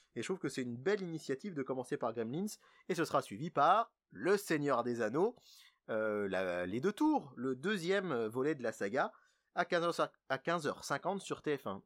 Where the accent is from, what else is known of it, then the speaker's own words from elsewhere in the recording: France; chez nous, en France